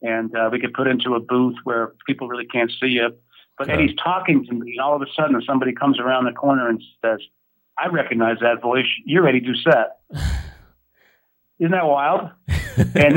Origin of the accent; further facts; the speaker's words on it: Amherst, Massachusetts, United States; I grew up about an hour away from here in Amherst, Massachusetts